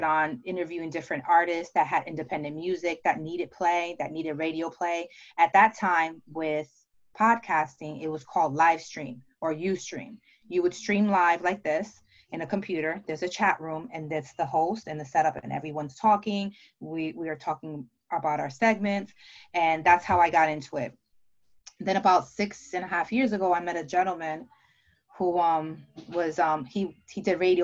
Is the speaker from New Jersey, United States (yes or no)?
yes; New Jersey, United States; also born or lived in Dominican Republic; I'm from New Jersey. I'm sure you can tell by my accent.